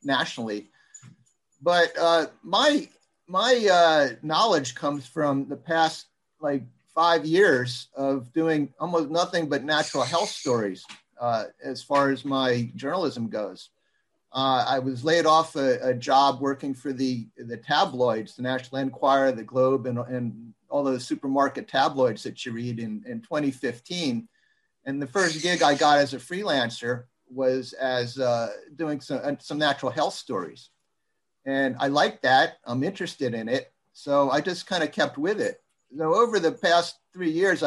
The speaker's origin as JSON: {"language": "English", "country": "United States", "said": "as an American"}